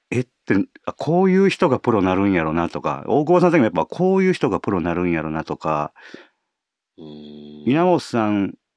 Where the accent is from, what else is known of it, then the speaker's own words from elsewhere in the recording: Osaka, Japan; accent: Kansai dialect; あの関西、まあ、大阪出身なんですけど